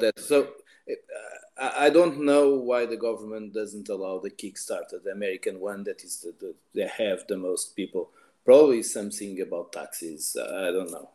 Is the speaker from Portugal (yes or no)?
yes; Portugal; I live here. that's my home country